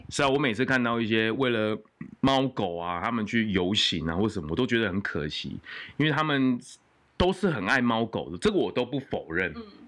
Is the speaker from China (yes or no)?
no; Taiwan; 我们生在台湾